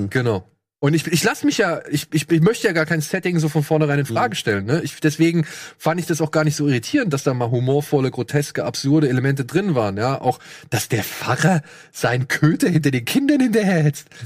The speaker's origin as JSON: {"language": "German", "country": "France", "said": "Nee, oder, ich komme aus"}